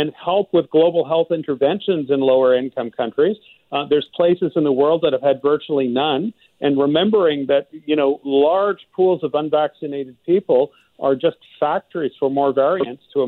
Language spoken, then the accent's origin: English; Quebec, Canada; moved away; I'm actually from Quebec originally.